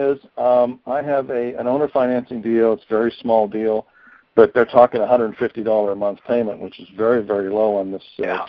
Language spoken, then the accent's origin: English; Pennsylvania, United States